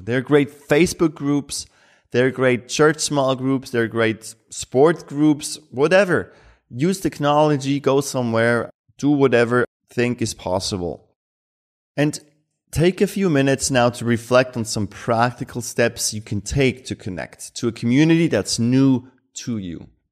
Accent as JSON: {"language": "English", "country": "Switzerland", "tie": "born or raised there"}